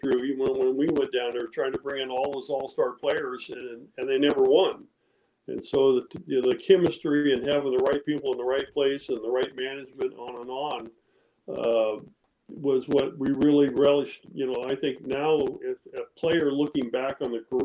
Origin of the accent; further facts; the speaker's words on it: Modesto, California, United States; also born or lived in Walnut Creek, California / Danville, California; we grew up in outside of Modesto. I actually went to high school in Modesto